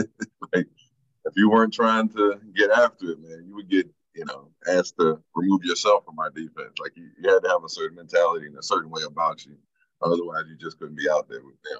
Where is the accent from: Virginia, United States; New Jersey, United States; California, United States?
Virginia, United States; Newport News; I'm from Newport News, Virginia.